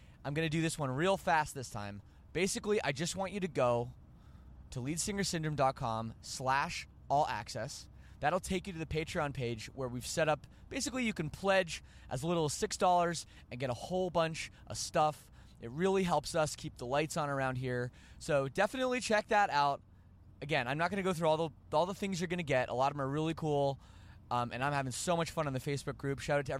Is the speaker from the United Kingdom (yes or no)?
no; Canada; I'm Canadian